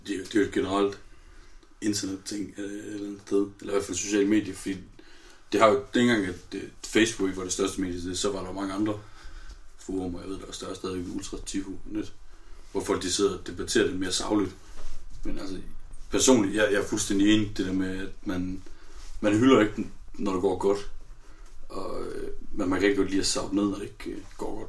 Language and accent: Danish; North Jutland, North Denmark Region, Denmark; vi er nordjyder